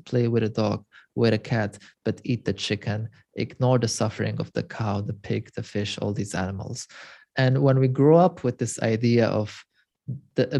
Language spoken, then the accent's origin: English; Lebanon; moved away as an adult; also born or lived in Europe; Growing up in Lebanon, I'm also originally Armenian, and I'm third generation after the Armenian Holocaust